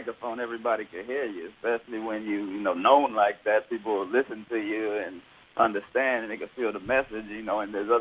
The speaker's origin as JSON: {"language": "English", "town": "Houston", "region": "Texas", "country": "United States", "tie": "born or raised there", "moved": "as an adult", "lives_now": "Los Angeles, United States", "said": "growing up in Houston, it's real. We got our own little culture and style of hip-hop."}